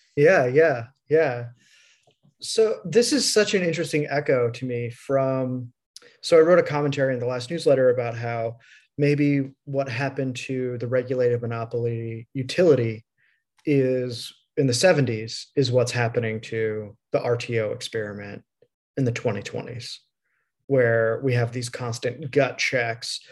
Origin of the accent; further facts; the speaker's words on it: Midwest, United States; I'm from the Midwest